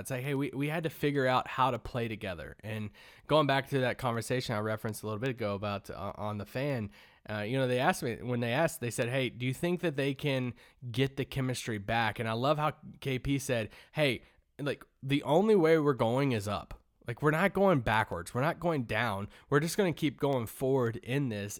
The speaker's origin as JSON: {"language": "English", "region": "Kentucky", "country": "United States", "tie": "born or raised there", "moved": "yes", "lives_now": "Dallas, United States", "said": "growing up in Kentucky"}